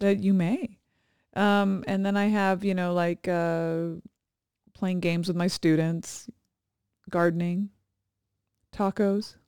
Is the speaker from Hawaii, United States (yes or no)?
yes; Kailua, Hawaii, United States; moved away; Kailua, which is the small town I grew up in on